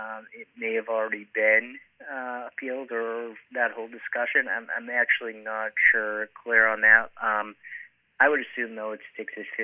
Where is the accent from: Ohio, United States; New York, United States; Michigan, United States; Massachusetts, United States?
Massachusetts, United States; Billerica; my hometown of Billerica